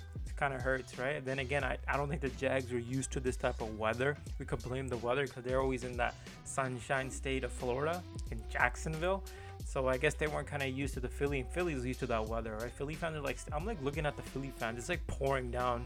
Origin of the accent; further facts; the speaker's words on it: India; I'm Indian